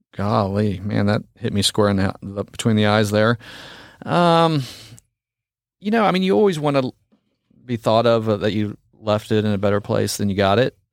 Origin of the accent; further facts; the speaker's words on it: Frisco, Texas, United States; that was kind of my hometown. I grew, you know, we lived in the trails for a long time.